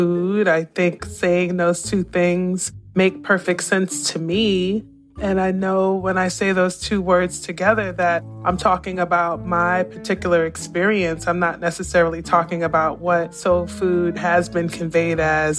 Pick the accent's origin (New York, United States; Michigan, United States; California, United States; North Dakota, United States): New York, United States; New York City; moved away; also born or lived in Savannah, Georgia / Austin, Texas; I grew up in New York City